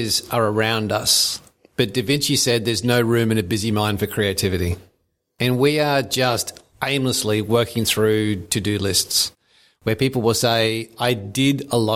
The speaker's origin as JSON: {"language": "English", "town": "Brisbane", "region": "Queensland", "country": "Australia", "tie": "born or raised there", "said": "I grew up in Brisbane"}